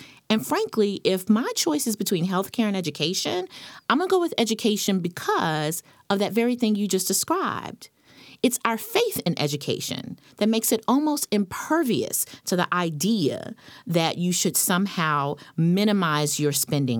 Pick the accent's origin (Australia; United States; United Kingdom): United States; North Carolina; I'm from North Carolina.